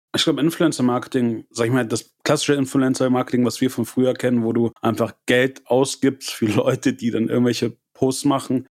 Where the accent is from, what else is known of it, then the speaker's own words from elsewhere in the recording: Germany; wir auch als Deutsche